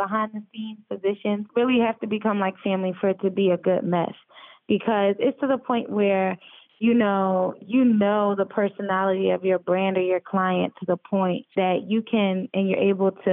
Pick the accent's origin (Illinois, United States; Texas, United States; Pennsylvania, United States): Pennsylvania, United States; Philadelphia; now in Atlanta, United States; Philly, my hometown.